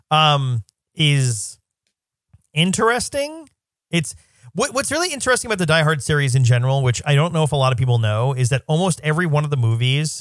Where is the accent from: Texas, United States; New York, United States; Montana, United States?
New York, United States; as a New Yorker